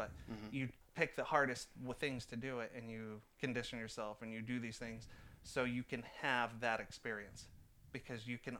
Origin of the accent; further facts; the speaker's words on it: San Francisco Bay Area, California, United States; moved away as an adult; now in Oregon, United States; I grew up in San Francisco Bay Area.